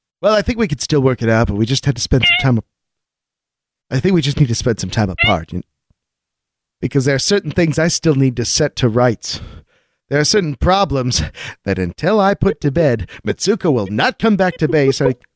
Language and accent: English; California, United States; Mount Shasta is in my home state of sunny California.